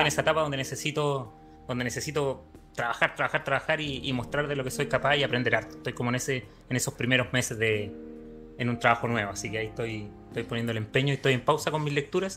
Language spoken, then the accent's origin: Spanish; Temuco, Araucanía, Chile; moved away as an adult; now in Santiago, Chile; Yo soy del sur, soy de Temuco